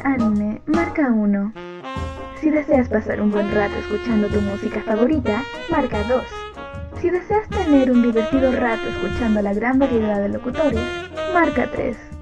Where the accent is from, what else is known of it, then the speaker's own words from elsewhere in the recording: Mexico; yo siendo mexicana